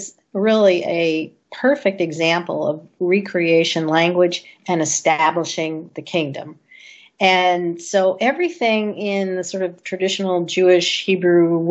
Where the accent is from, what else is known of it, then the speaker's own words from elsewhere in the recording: Canada; now in United States; I grew up in Canada